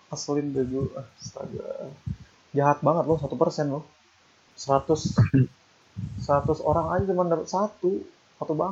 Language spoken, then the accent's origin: Indonesian; Depok, West Java, Indonesia; gue itu orang Depok